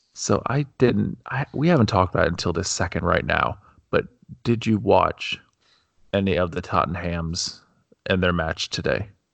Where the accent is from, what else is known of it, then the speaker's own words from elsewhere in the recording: United States; being a, being an American